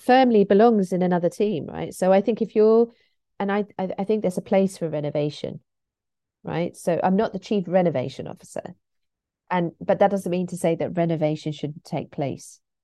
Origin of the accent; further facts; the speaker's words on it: St Albans, East of England, United Kingdom; I'm from Saint Albans, which is just outside London